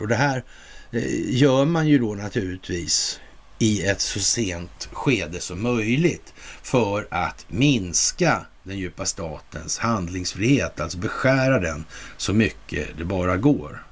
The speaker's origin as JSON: {"language": "Swedish", "country": "Sweden", "said": "som svensk"}